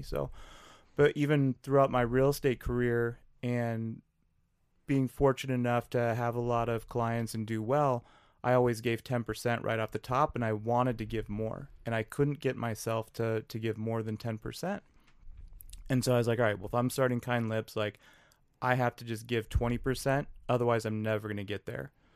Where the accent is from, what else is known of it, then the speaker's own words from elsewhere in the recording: New Richmond, Wisconsin, United States; now in Minneapolis, United States; I grew up in Western Wisconsin